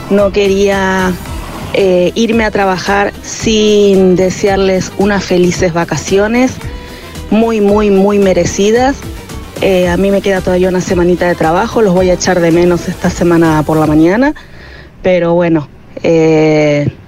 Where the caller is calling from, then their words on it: Valencia, Valencian Community, Spain; Buenos días equipo … de Valencia.